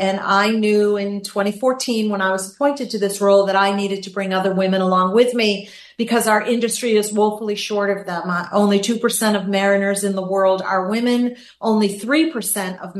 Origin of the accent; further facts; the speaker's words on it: Gloucester, Massachusetts, United States; now in Florida, United States; I'm a girl from a small town in Massachusetts, Gloucester, Massachusetts, small fishing town